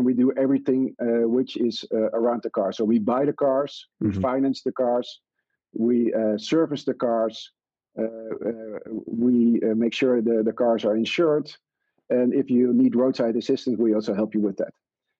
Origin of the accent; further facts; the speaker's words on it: Netherlands; we said we're from Mr. Green, and we are from the Netherlands, and we came here because we made our target.